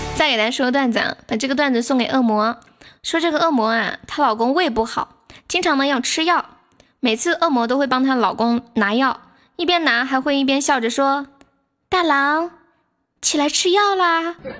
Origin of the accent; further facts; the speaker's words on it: Sichuan, China; 我们这边就是方言喜欢在有一些话的后面加一个求字